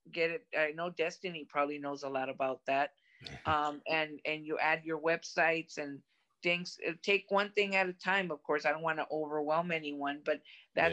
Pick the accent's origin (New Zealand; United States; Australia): United States; Brownsville, Texas; I grew up in Brownsville, Texas, so I grew up Hispanic, and I speak both languages